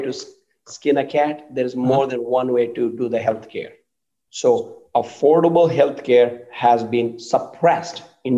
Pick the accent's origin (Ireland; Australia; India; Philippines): India; moved away as an adult; now in United States; I grew up in India, and I've been living in this country for 31 years.